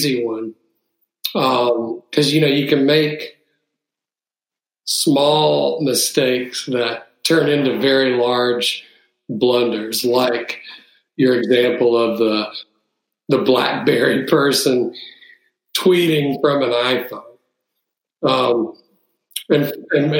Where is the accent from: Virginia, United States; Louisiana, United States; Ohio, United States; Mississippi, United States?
Mississippi, United States; Jackson; We had one of the largest Coca-Cola bottlers in Jackson, where I grew up